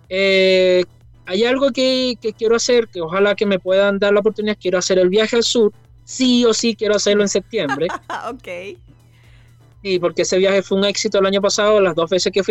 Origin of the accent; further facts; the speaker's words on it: Venezuela; moved away as an adult; la decisión cuando nos vinimos de Venezuela, la decisión cuando yo renuncié trabajando y todas esas cosas